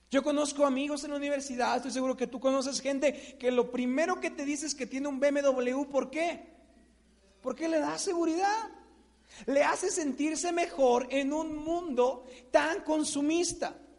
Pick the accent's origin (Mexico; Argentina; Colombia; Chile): Mexico; típico mexicano